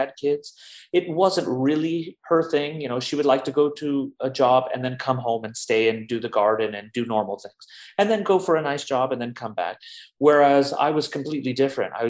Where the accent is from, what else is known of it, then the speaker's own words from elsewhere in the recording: Los Angeles, California, United States; moved away as an adult; also born or lived in New York; now in Berlin, Germany; I grew up in Los Angeles since I was about 2 years old